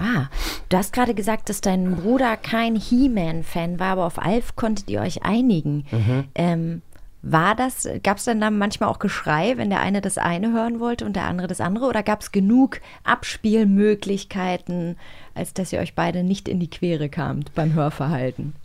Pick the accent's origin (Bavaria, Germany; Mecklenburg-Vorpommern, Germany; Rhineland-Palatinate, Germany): Mecklenburg-Vorpommern, Germany; Rügen; Ich bin auf Rügen aufgewachsen